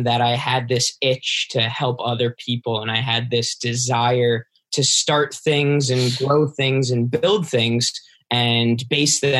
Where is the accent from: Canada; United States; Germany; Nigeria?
United States; New York; I'm from New York